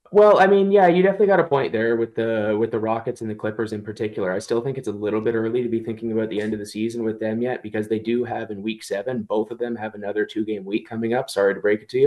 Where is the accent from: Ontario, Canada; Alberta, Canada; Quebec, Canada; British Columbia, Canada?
Ontario, Canada; Toronto; I'm from the Toronto area, and you don't even wanna know what the Toronto accent is anymore